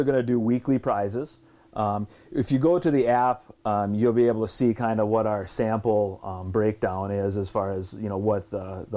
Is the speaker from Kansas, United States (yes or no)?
no; Brainerd, Minnesota, United States; we're from Brainerd